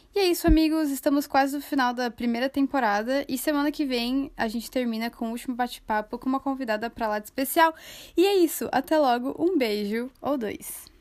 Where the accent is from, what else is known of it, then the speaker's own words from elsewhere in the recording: Curitiba, Paraná, Brazil; eu também sou de Curitiba